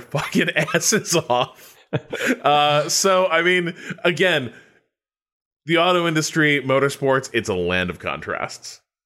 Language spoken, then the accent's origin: English; United States; a background as an American